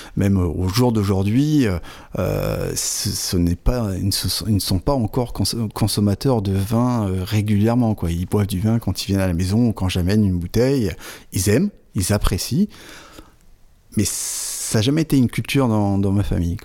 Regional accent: Fontaine-lès-Vervins, Hauts-de-France, France; moved away as an adult; also born or lived in Avize, Champagne; Je suis originaire d'un petit village de l'Aisne à Fontaine-les-Vervins, entre, on va dire, Hirson, euh, euh, et Lan, très proche de la frontière belge.

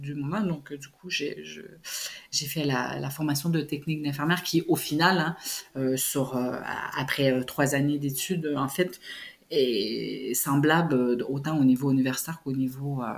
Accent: Montreal, Quebec, Canada; moved away as an adult; also born or lived in Switzerland / Belgium / Haiti; grandi à Montréal, en métropole

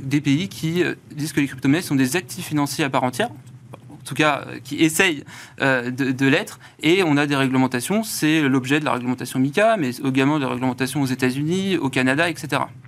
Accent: France; accent: Frenchy; Désolé pour mon accent assez Frenchy

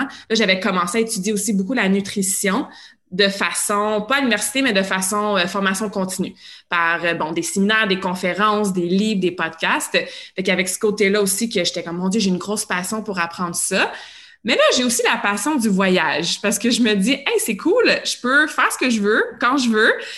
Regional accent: Montreal, Quebec, Canada; also born or lived in Sherbrooke / Australia; Moi, je viens de l'ouest de Montréal

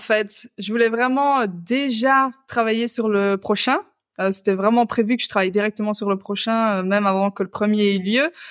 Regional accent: Belgium; je suis belge

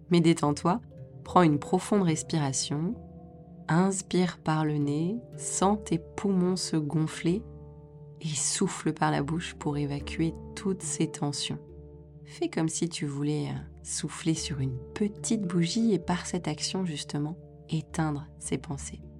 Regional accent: France; En tant que Français, dans le pays qui affiche pour valeur principale l'égalité, ça ne passe pas.

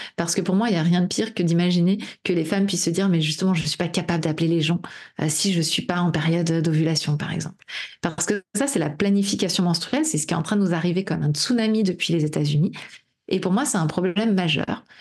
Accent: Brittany, France; je suis bretonne

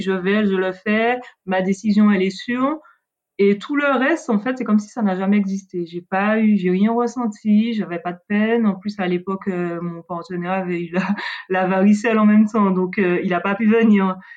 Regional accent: Martinique; je viens de la Caraïbe, de la Martinique

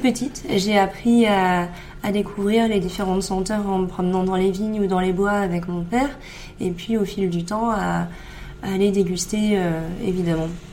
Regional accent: Saint-Émilion, Nouvelle-Aquitaine, France; j'ai grandi à Saint-Émilion

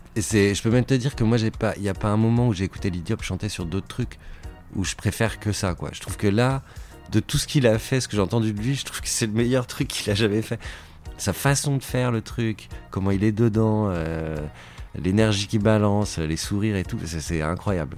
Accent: Paris, Île-de-France, France; je suis parisien

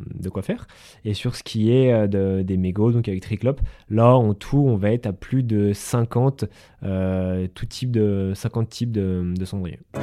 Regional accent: Haute-Savoie, Auvergne-Rhône-Alpes, France; chez nous en Haute-Savoie

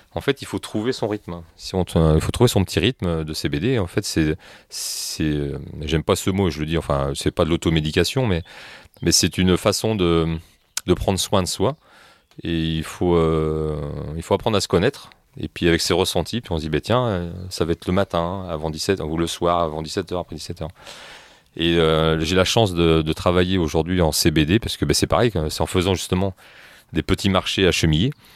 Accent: France; moi je suis français

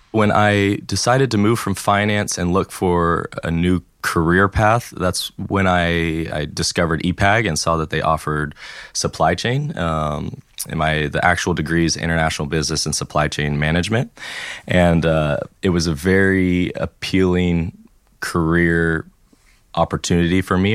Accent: Tennessee, United States; first language English; moved away as an adult; also born or lived in California / Florida / Alabama; now in France; I was born in California. At the age of eight, I moved to Tennessee. And then in 2012, I moved down to Florida

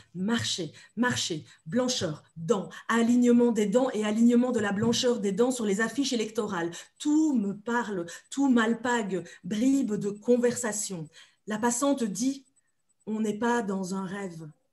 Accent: Belgium; also born or lived in Democratic Republic of the Congo; je suis belge, belgo-congolaise

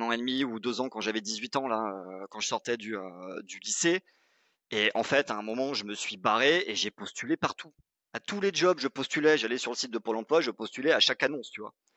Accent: Pau, Nouvelle-Aquitaine, France; j'ai grandi à Pau, c'est dans le sud-ouest.

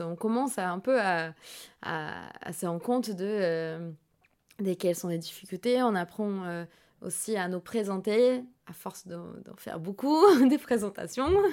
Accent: São Paulo, Brazil; French is a second language; je suis née à São Paulo, c'est un peu la New York brésilienne

